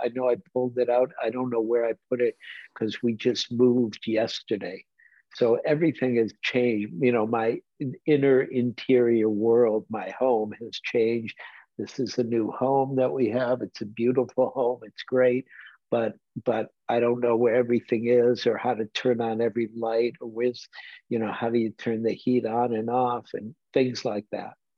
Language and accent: English; Detroit, Michigan, United States; moved away; I grew up in Detroit like Bruce Ackley did.